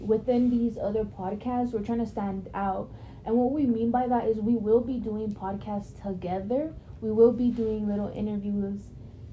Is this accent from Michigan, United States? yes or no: no; Midvale, Utah, United States; now in Sandy, United States; I was born and raised in Midvale, Utah. I lived in Midvale up to the age of 11, and from Midvale I moved to Sandy